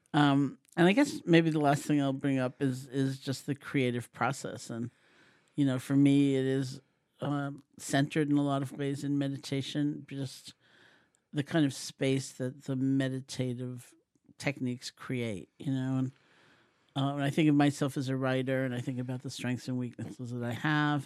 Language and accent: English; New York City, New York, United States; born or raised there